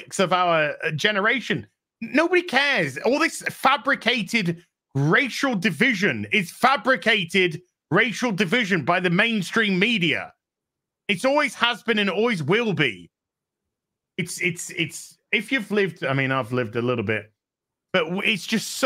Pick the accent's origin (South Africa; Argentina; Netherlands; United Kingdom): United Kingdom; I'm British